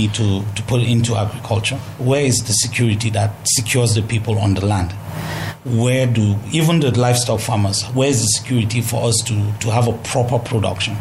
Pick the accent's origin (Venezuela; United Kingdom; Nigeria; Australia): Nigeria; Jos, Plateau; I'm from Jos